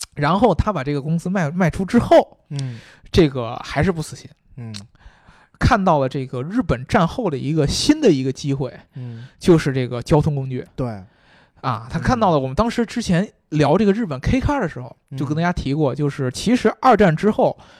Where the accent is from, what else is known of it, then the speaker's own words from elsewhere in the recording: China; 我们中国人